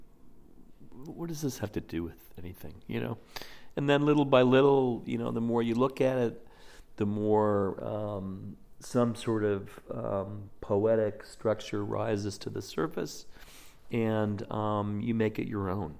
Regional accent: Midwest, United States; moved away as an adult; also born or lived in rural New York / San Francisco; now in New York, United States; I grew up in the Midwest, went to school in rural New York, but then moved to San Francisco and then I moved to New York

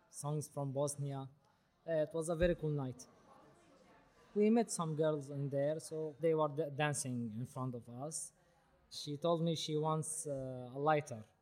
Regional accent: Syria; English is a second language; moved away as an adult; now in Berlin, Germany; We are from Syria.

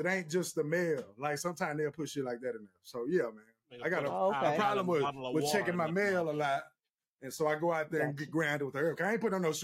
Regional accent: Texas, United States; I'm from Texas

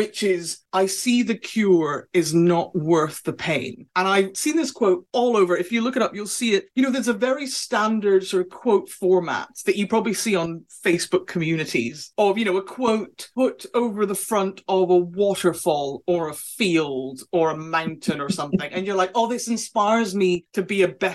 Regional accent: Scotland, United Kingdom; I am Scottish

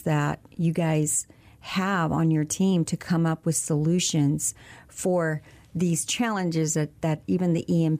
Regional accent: San Antonio, Texas, United States; also born or lived in Corpus Christi, Texas; I am from San Antonio

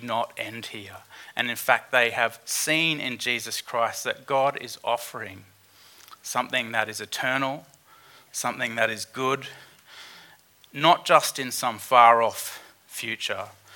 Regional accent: Queensland, Australia; as a Queenslander

